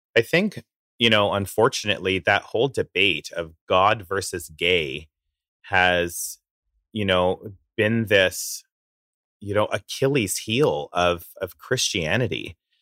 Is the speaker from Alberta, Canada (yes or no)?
yes; Coaldale, Alberta, Canada; moved away; I grew up in the town of Coldale, Alberta